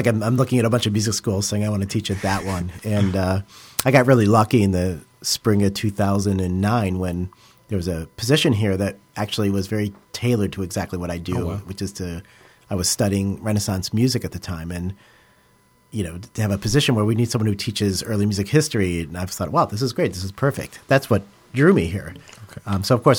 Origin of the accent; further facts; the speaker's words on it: Illinois, United States; Sure. I grew up outside of Chicago.